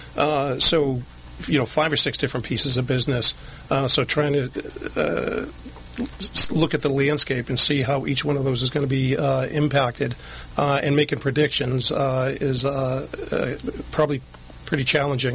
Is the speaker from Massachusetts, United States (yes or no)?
yes; Lynn, Massachusetts, United States; moved away as an adult; now in Southern California, United States; I grew up right outside of Boston, a place called Lynn, Massachusetts.